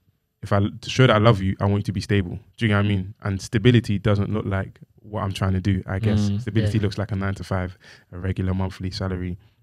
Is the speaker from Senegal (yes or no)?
no; Nigeria; But I'm Nigerian.